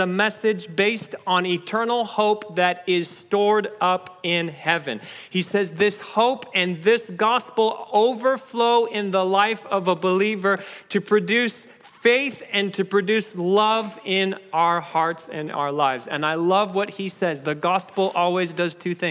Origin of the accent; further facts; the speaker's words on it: Kenya; moved away; I was born in Kenya, which makes me a bit of an African-American